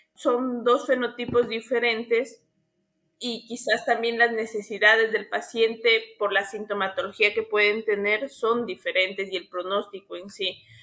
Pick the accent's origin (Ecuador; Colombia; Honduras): Ecuador; also born or lived in Argentina; acá en mi país